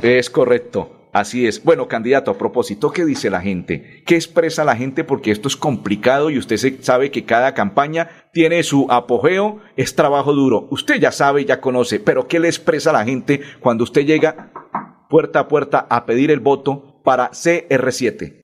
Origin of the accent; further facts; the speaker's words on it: Colombia; Soy colombiano